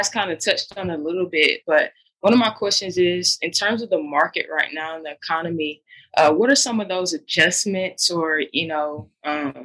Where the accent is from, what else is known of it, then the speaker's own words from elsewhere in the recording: Stockbridge, Georgia, United States; also born or lived in Greenwood, South Carolina / North Carolina; I grew up here in Stockbridge, Georgia